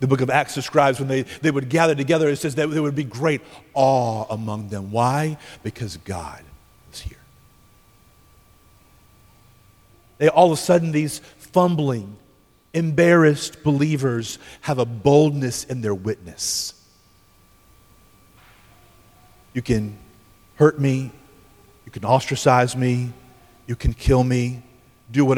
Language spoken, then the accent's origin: English; United States; as American evangelical Christians